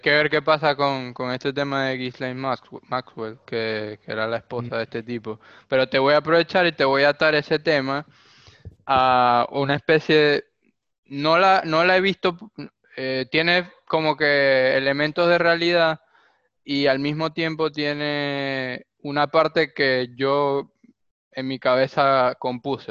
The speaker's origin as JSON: {"language": "Spanish", "country": "Venezuela", "moved": "yes", "lives_now": "Argentina", "said": "Nosotros mismos en Venezuela"}